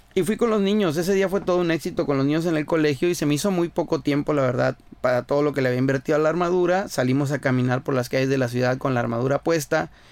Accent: Caborca, Sonora, Mexico; now in Ensenada, Mexico; soy nacido en Sonora, en la ciudad de Caborca, Sonora. Actualmente radico en Ensenada, California.

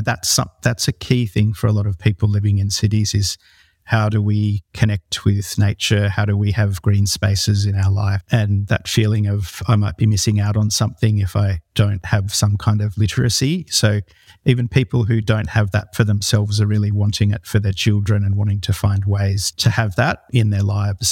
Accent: New South Wales, Australia; I grew up in the Northern Rivers region of New South Wales, where I still live

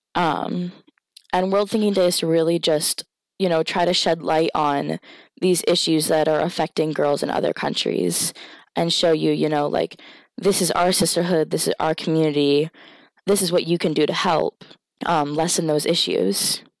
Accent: Indian Island, Maine, United States; So I was raised on Indian Island, which is home to the Penobscot, um, Indian Nation

